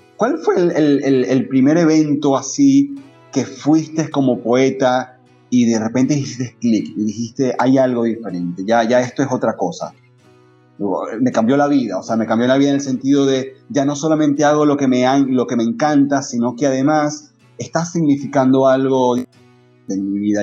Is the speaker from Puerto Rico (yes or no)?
no; Maracaibo, Zulia, Venezuela; yo soy de Maracaibo